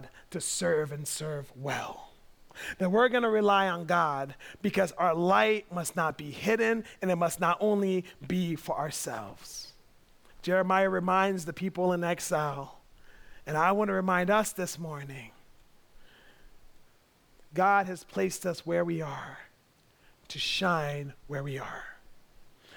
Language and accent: English; United States; I grew up in America